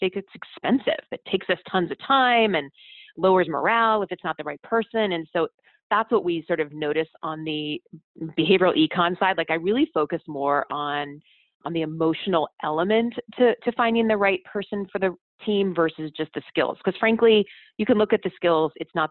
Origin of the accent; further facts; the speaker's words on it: Midwest, United States; I'm from the Midwest, where you don't have a high opinion, you don't brag